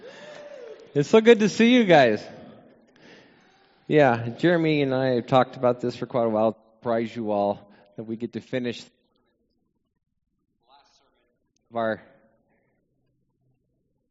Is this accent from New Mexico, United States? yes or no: yes; Albuquerque, New Mexico, United States; moved away as an adult; now in Texas, United States; I'm from Albuquerque, and I don't have an accent